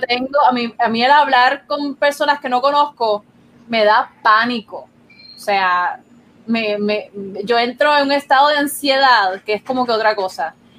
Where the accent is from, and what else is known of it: Puerto Rico